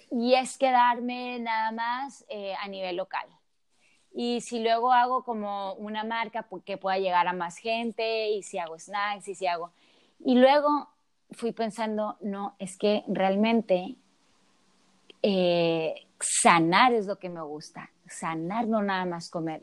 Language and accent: Spanish; Sonora, Mexico; me regreso a Sonora, de donde yo soy